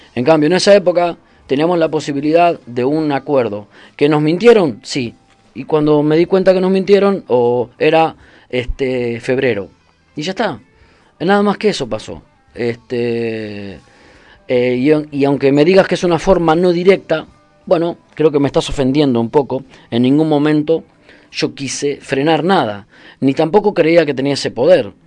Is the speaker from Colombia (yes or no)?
no; Argentina; moved away; also born or lived in Brazil; yo soy argentino, viví en Brasil